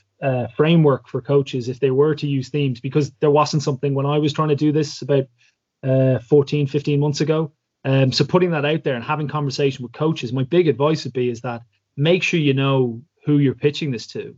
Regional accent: Ireland; now in London, United Kingdom; Irish people love spinning a few yarns as well. So stories are sort of a cultural part of my DNA

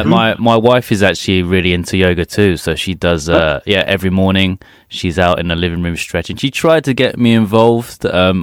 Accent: England, United Kingdom; now in Sapporo, Japan; I'm English, but my family are from Hong Kong.

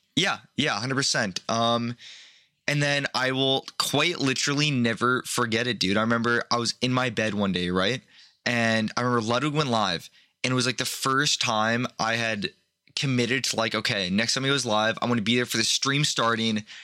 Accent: Canada; I'm Canadian

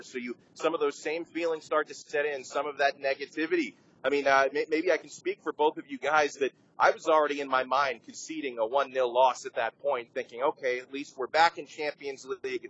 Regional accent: Miami, Florida, United States; I grew up, born and raised in Miami, Florida

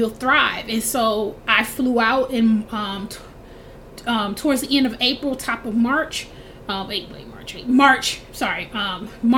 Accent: Milwaukee, Wisconsin, United States; moved away as an adult; now in Seattle, United States; I'm from Milwaukee

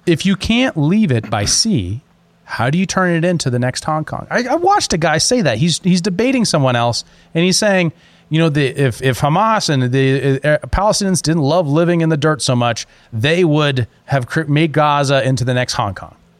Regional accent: United States; As an American

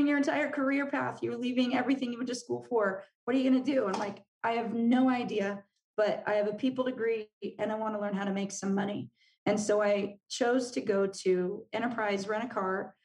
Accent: Southern California, United States; moved away; we're from Southern California

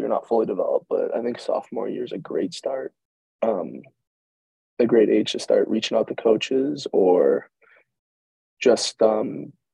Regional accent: Buffalo, New York, United States; I'm from Buffalo

